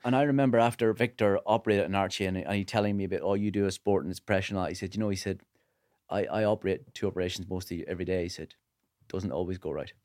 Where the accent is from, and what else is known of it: Northern Ireland, United Kingdom